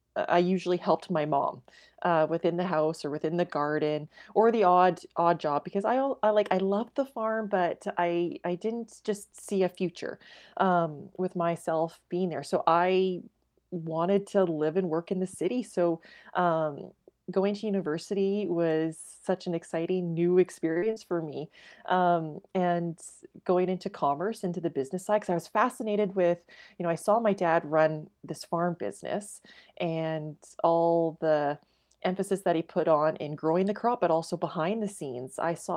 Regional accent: Watrous, Saskatchewan, Canada; And I just loved growing up in Watrous.

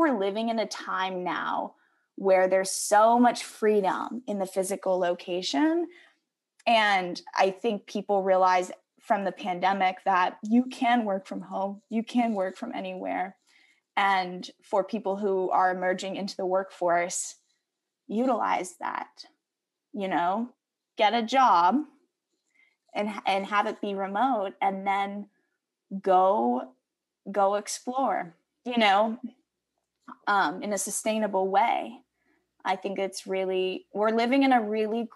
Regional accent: Connecticut, United States; moved away; also born or lived in Arkansas / Missouri / California / Spain; I grew up in Connecticut

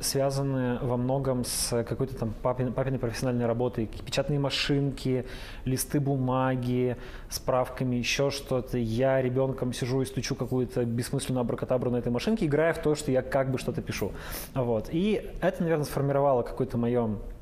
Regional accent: Yekaterinburg, Sverdlovsk Oblast, Russia; also born or lived in Kamensk-Uralsky; я практически коренной свердловчанин екатеринбуржец и живу в этом городе, ну, 32 года

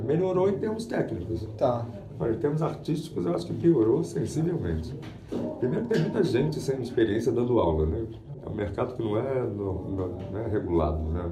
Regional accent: Rio de Janeiro, Brazil; eu sou do Rio

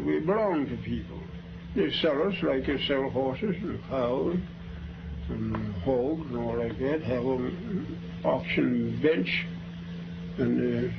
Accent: Charlottesville, Virginia, United States; I was born in Charlottesville, Virginia.

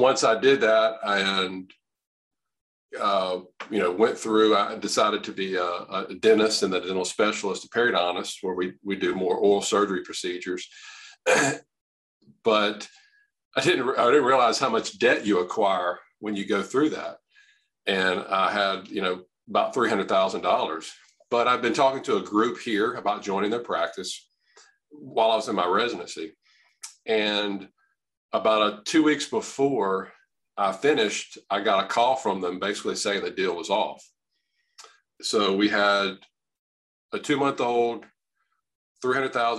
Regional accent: Louisiana, United States; I'm from Louisiana, born and raised, practice here

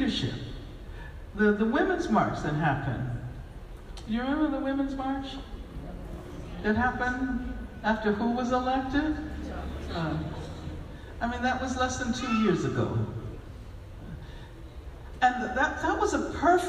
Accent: United States; we are from the United States of America

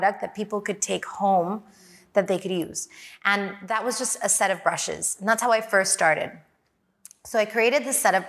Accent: Hong Kong; I'm from Hong Kong

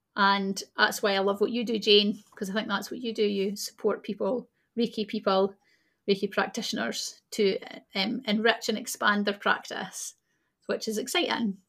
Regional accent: Scotland, United Kingdom; people who are born in Scotland, like myself

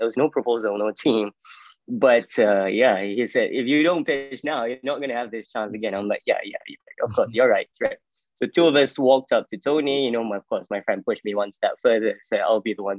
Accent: Ipoh, Perak, Malaysia; moved away as an adult; also born or lived in Malacca, Malaysia / United Kingdom / United States; I'm from Ipoh, Malaysia. Went to boarding school when I was 12. I did A-levels. So my boarding school was College Arts and Science in Malacca.

